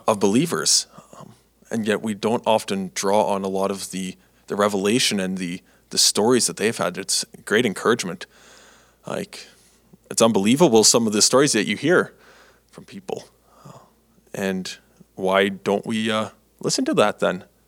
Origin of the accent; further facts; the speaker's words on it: Canada; I've been growing up in Canada here my life when I was younger